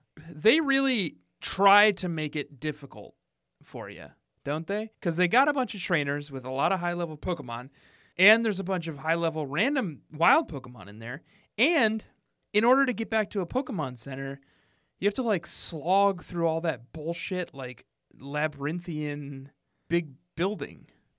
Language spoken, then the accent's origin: English; Minnesota, United States; I grew up in Minnesota, which has lots of lakes.